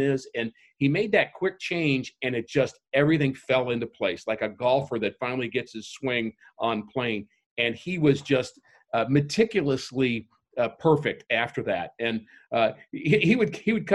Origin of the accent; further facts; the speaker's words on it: New York, United States; moved away; I grew up in New York